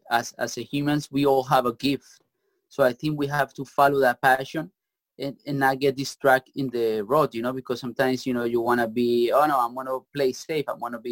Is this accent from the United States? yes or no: no; Bogota, Colombia; English is a second language; I'm from Colombia, Bogota.